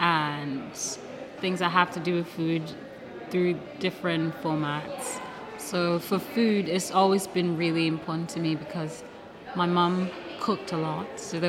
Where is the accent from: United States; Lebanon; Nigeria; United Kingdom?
Nigeria; I'm also Nigerian, yeah. Nigerian and Lebanese.